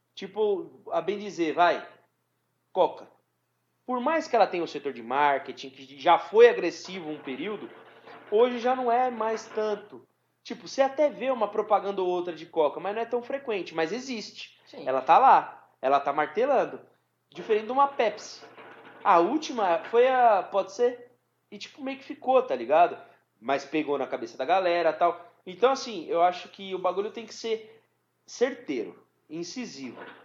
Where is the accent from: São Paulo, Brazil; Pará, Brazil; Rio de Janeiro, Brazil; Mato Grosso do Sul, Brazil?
São Paulo, Brazil; a gente é de São Paulo